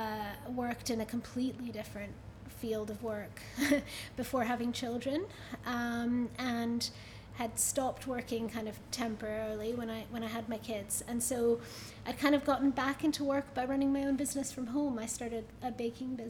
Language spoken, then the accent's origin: English; United States; moved away; I grew up in the States